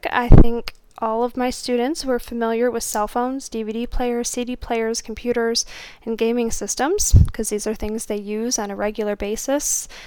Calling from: Toledo, Ohio, United States; I'm podcasting from Toledo, Ohio.

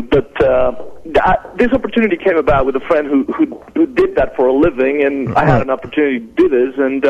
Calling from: El Paso, Texas, United States; I'm calling from El Paso, Texas.

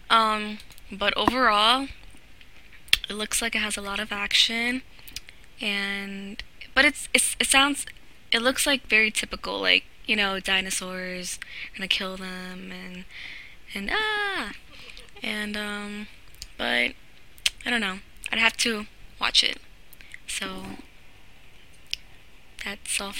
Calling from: Virginia, United States; I'm from Virginia

